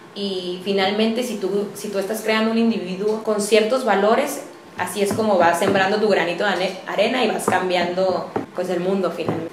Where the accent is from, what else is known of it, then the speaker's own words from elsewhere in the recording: Tijuana, Baja California, Mexico; Soy una mujer tijuanense, orgullosamente, como les comentaba. Mi familia es de las fundadoras de, Tijuana, por lo que me siento profundamente arraigada y orgullosa de ser de, aquí.